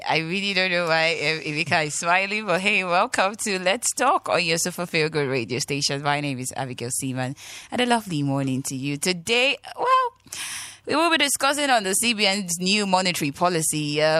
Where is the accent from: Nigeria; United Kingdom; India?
Nigeria; my first complaint as a Nigerian was the fact that when I make transaction in a day to another bank, they take about 6 naira